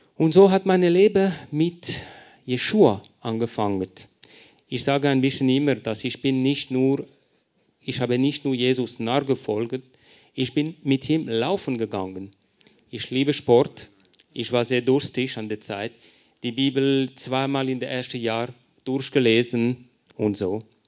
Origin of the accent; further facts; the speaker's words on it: Lausanne, Vaud, Switzerland; first language French; German is a second language; moved away as an adult; now in Paris, France; ich bin erzogen in der Schweiz, in Lausanne, französischer Teil